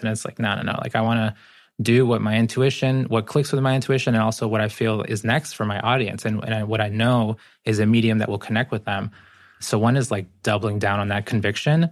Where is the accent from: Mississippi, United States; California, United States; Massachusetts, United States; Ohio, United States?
Massachusetts, United States; Boston; born or raised there; English is a second language; also born or lived in Guayaquil, Ecuador